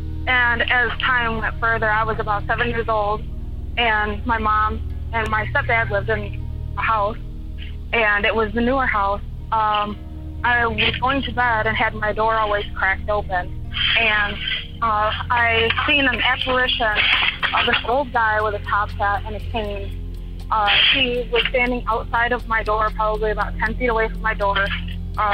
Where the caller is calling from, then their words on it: Michigan, United States; from Michigan.